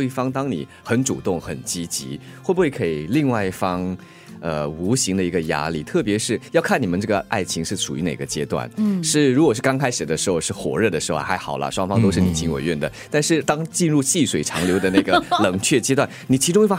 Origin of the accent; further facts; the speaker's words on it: Singapore; 我是新加坡人嘛，